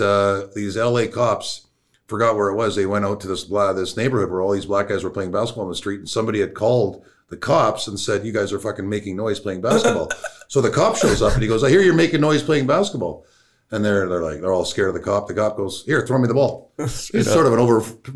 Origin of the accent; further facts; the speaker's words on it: Canada; I'm from Canada